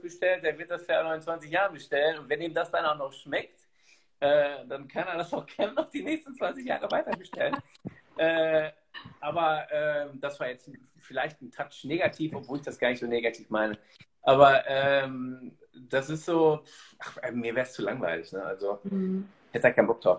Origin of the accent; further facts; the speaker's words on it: Germany; ich bin ja selber Deutscher